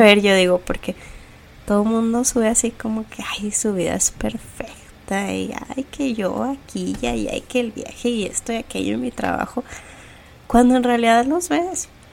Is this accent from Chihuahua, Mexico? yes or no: yes; Ciudad Juárez, Chihuahua, Mexico; now in United States; las dos huimos un poquito de, Juárez